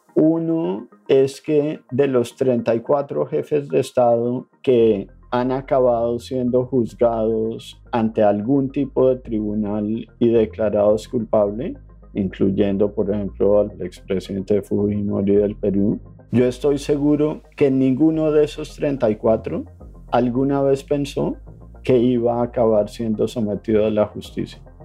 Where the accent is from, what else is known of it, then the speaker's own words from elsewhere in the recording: Colombia; soy colombiano. Nací en un país en conflicto